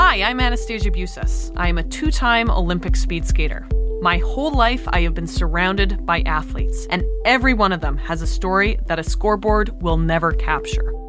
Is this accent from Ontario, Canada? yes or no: yes; Six Nations, Ontario, Canada; growing up, you know, on and off the reserve. I'm from Six Nations, so about an hour and a half southwest of Toronto.